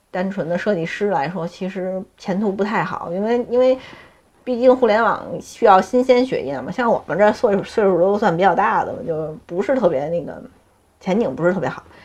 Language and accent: Chinese; Beijing, China; 我从小就在这儿，我没有离开过